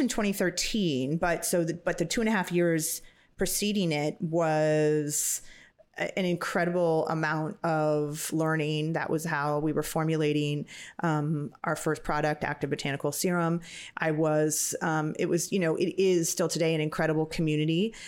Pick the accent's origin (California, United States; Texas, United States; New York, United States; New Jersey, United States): California, United States; Napa; I was lucky to get to grow up in in Napa. Napa Valley